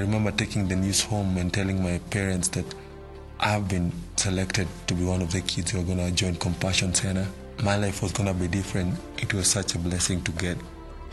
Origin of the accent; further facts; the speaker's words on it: Nairobi, Kenya; I was born in Mathare, Nairobi, Kenya. Growing up as a kid in Mathare was not easy.